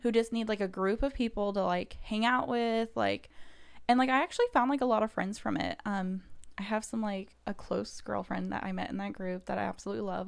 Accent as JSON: {"language": "English", "town": "Kansas City", "region": "Missouri", "country": "United States", "tie": "born or raised there", "also_born_or_lived": "Saint Louis / Mississippi", "moved": "as an adult", "lives_now": "Indianapolis, United States", "said": "grew up in Kansas City, went to college in Saint Louis"}